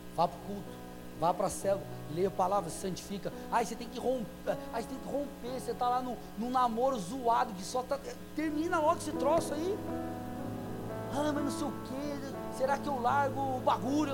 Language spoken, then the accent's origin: Portuguese; São Paulo, Brazil; moved away as an adult; Eu sou, eu, eu sou paulino, nasci, fiquei 23 anos em São Paulo